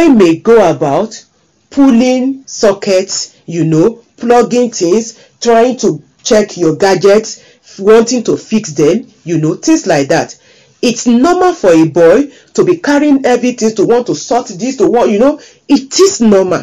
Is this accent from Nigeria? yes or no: yes; Nigeria; as a girl growing up in Nigeria, West Africa